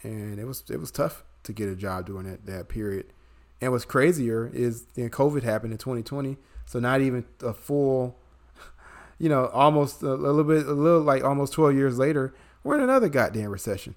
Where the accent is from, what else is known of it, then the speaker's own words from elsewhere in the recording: Chicago, Illinois, United States; born and raised in Chicago, which, you know, Brian and I can attest is a union city